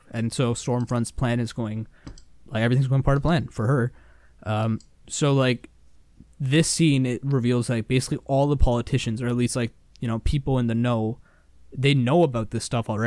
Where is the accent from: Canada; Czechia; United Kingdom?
Canada; we're Canadian.